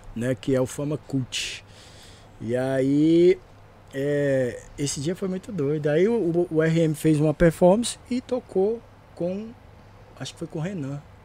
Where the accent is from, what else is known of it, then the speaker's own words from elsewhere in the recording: Cerradão, Federal District, Brazil; a minha quebrada, o Cerradão lá, o DF